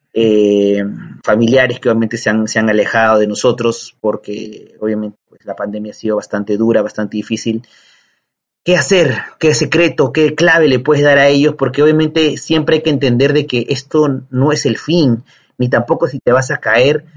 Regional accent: Peru; nuestro país

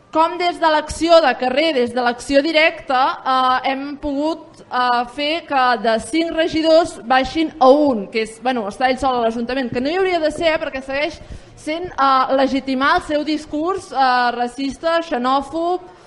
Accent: Vic, Catalonia, Spain; jo vinc de, de Vic

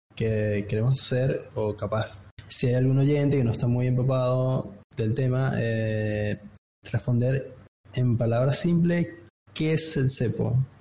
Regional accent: Venezuela; moved away as an adult; now in Buenos Aires, Argentina; yo soy de Venezuela, me vine en 2015 acá a Buenos Aires y como venezolano

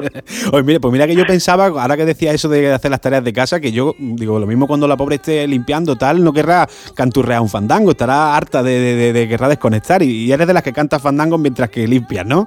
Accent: Granada, Andalusia, Spain; en Granada, en mi tierra

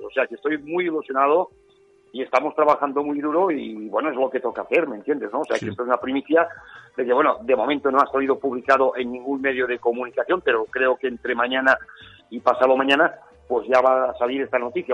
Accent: Catalonia, Spain; yo como español que soy

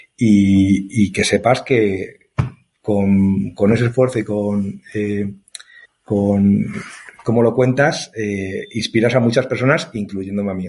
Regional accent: Spain; yo era el único español

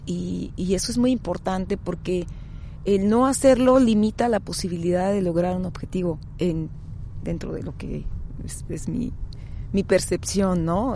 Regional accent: Tijuana, Baja California, Mexico; Yo soy nativa de la ciudad de Tijuana

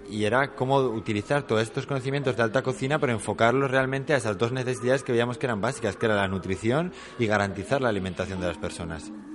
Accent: Basque Country, Spain; venimos del País Vasco

